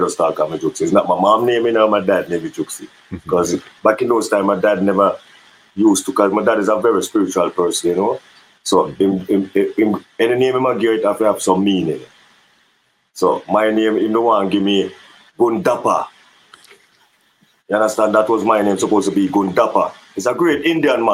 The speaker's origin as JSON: {"language": "English", "town": "Portmore", "region": "Saint Catherine", "country": "Jamaica", "tie": "born or raised there", "said": "I grew up in Portmore, and it's on Edgewater."}